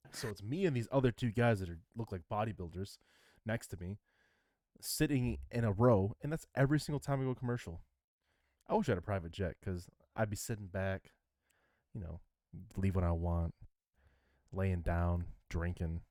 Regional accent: Michigan, United States; I'm from Michigan.

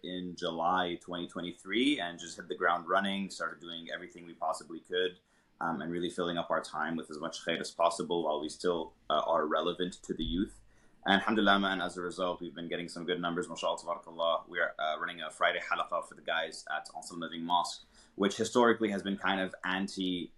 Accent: Montreal, Quebec, Canada; Born and raised in Montreal as well.

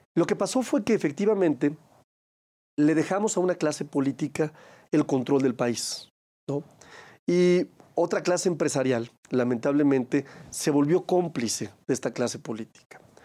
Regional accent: Aguascalientes, Mexico; en mi país y por supuesto en mi estado

